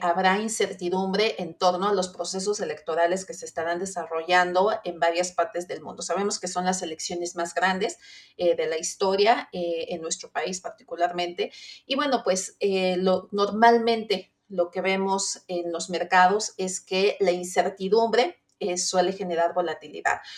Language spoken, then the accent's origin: Spanish; Mexico